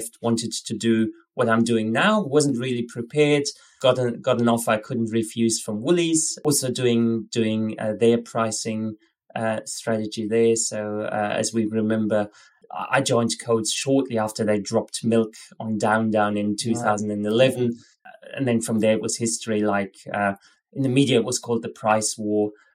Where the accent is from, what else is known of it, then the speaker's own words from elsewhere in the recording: Germany; moved away as an adult; also born or lived in Scotland / Spain; now in Australia; originally I'm from Germany